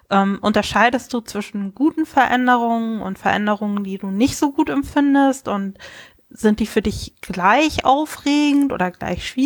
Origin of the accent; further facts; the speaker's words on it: Kiel, Schleswig-Holstein, Germany; ja, ich komme aus Kiel, bin gefühlt ein Nordlicht, selbst wenn ich hier nicht geboren bin.